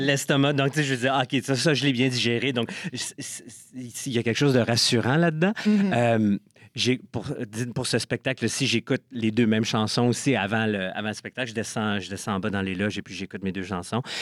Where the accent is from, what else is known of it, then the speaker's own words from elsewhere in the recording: Ottawa, Ontario, Canada; also born or lived in Toronto; je suis né à Ottawa. Et une fois que j'ai terminé mon bac à l'Université d'Ottawa, je suis déménagé à Toronto